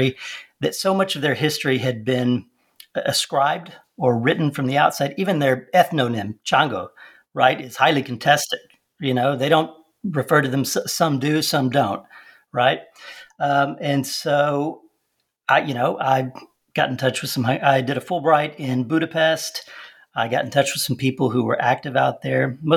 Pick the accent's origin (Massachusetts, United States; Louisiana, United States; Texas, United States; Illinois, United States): Texas, United States; also born or lived in Romania; growing up in Texas